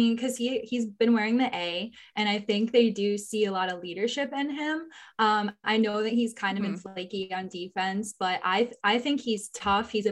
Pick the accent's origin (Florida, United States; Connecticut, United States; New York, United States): Connecticut, United States; Wallingford; moved away as an adult; now in Charleston, United States; I'm originally from Connecticut, born and raised in Wallingford, Connecticut